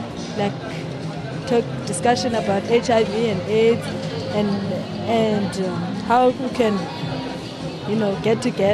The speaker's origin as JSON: {"language": "English", "area": "Masiphumelele, Fish Hoek", "region": "Western Cape", "country": "South Africa", "said": "I'm from Maspumelele in Fishu."}